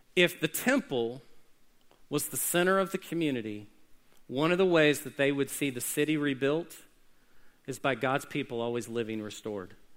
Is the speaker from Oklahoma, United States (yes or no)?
yes; Oklahoma City, Oklahoma, United States; When I was growing up in Oklahoma City